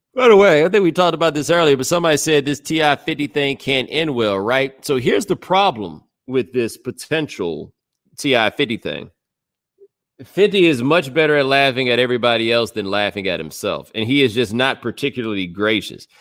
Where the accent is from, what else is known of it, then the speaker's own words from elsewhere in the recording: Houston, Texas, United States; I'm from Houston